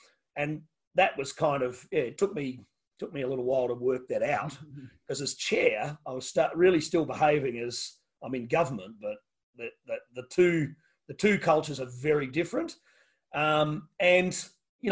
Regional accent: Tasmania, Australia; I say I'm from Tasmania

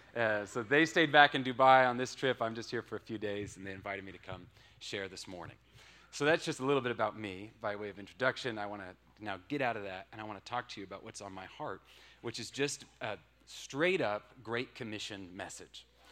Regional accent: Washington, United States; moved away as an adult; I'm from Washington State. That's where I grew up.

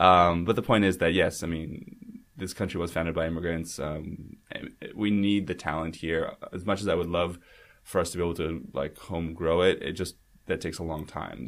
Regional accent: Vancouver, British Columbia, Canada; also born or lived in Russia / United States / Rio de Janeiro, Brazil; I grew up here in Vancouver

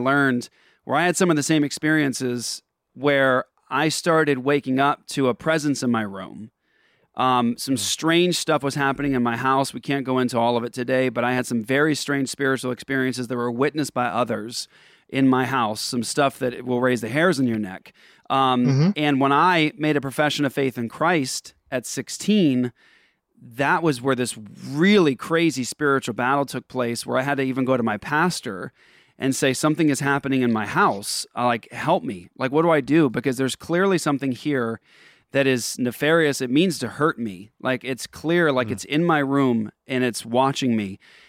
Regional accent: Japan; also born or lived in Netherlands; I mean, I grew up in Japan and Holland.

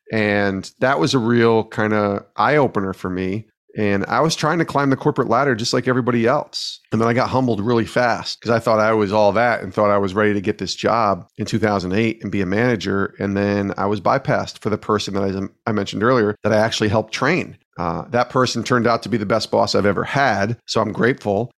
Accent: Albany, New York, United States; moved away as an adult; now in Connecticut, United States; I got a job in local radio in my hometown of Albany, New York

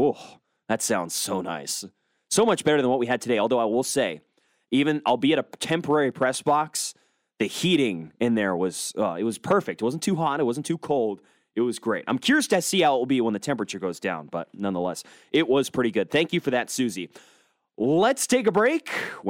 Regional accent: Seattle, Washington, United States; a guy from my hometown of Seattle, Washington.

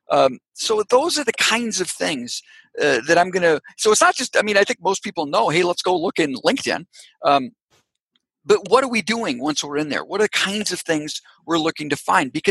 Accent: Canada; born there; Guess what? I was born in Canada. I've got uh, family members in Canada.

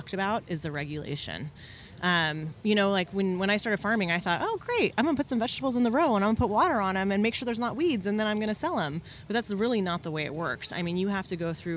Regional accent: Bakersfield, California, United States; in Bakersfield, in my hometown

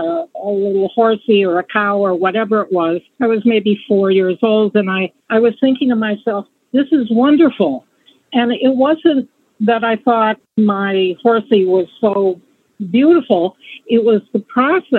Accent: Montana, United States; I was born and raised in Montana

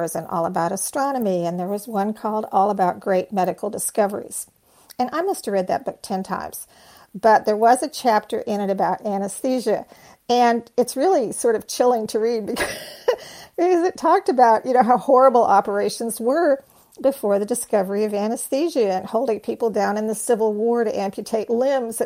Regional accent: North Texas, United States; When I was a little girl growing up in North Texas

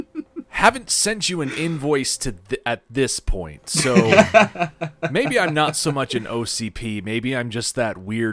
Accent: United States; I lack the signature accent of someone from Australia, and I am admittedly very American

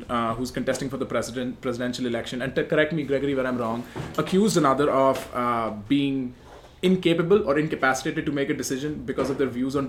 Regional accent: India; moved away as an adult; now in United States; I am one of the more aware people that I've known all my life growing up in India. I grew up in a very urban setting, a very, you know, Western-centric setting as far as schools and whatnot were concerned.

